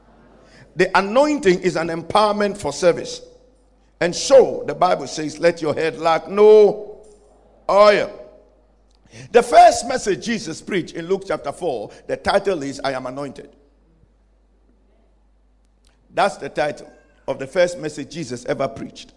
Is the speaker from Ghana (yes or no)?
yes; Ghana; I come from Ghana.